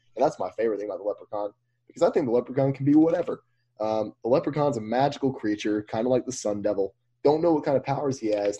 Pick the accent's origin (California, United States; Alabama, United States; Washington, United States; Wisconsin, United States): Alabama, United States; Mobile; we grew up in Mobile, so we know about the Mobile leprechaun